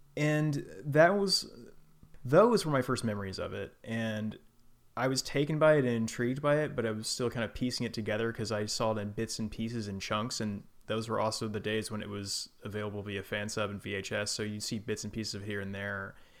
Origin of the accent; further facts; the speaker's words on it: Houston, Texas, United States; I grew up in Houston